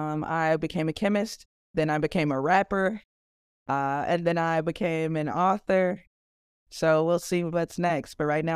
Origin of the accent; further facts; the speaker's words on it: Chicago, Illinois, United States; I am originally from Chicago, Illinois.